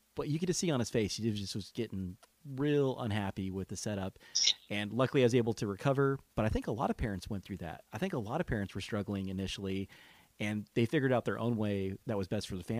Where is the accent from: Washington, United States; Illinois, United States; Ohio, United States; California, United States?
California, United States; Well, being a Californian, I would say anxiety is probably the norm, because think about the state that you live in.